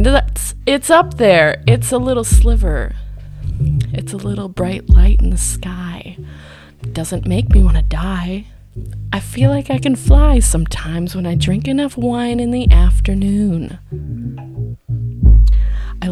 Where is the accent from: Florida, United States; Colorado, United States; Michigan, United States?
Michigan, United States; Boyne City; also born or lived in Wixom, Michigan; I'm from Boyne. Well, yeah, I'm from Boyne. Originally from Wixom, Michigan.